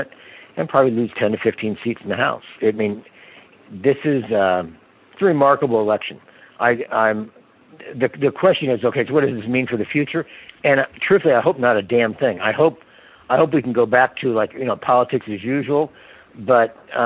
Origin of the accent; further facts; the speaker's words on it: Kansas City, United States; now in Alexandria, United States; I grew up in Kansas City, so I still consider myself a Kansan at root.